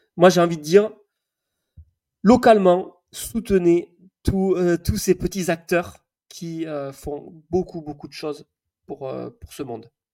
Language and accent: French; the South-West, south-west France, France; now in Savoie, France; je suis quand même du Sud-Ouest